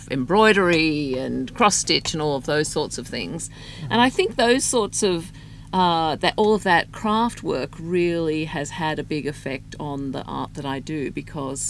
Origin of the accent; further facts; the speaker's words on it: Australia; now in Houston, United States; I grew up in Australia.